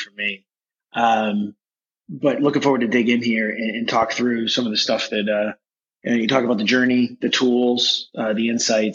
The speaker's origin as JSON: {"language": "English", "area": "outside of Boston", "region": "Massachusetts", "country": "United States", "tie": "born or raised there", "said": "I grew up outside of Boston"}